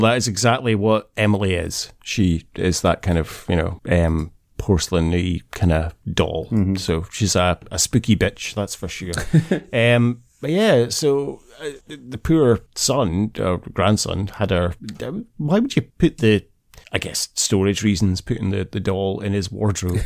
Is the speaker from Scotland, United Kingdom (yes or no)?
yes; Scotland, United Kingdom; as a Scotsman